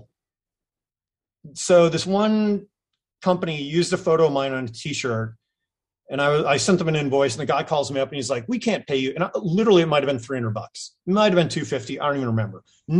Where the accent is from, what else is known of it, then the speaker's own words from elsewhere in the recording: New England, United States; moved away; also born or lived in California; I mean, I'm from New England, so I need to get shit done. That's just, I think that's hardwired into our DNA.